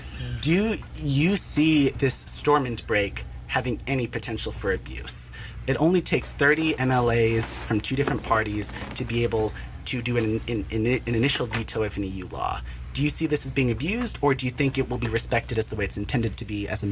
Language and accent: English; Chile; accent: Chilean; I speak the Chilean accent in Spanish.